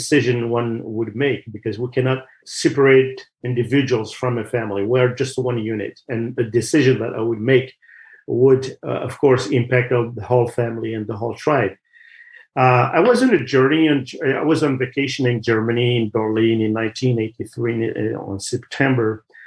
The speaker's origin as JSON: {"language": "English", "region": "Kabylie", "country": "Algeria", "tie": "born or raised there", "moved": "yes", "said": "I grew up in Algeria in one of the regions called the Kabylie region"}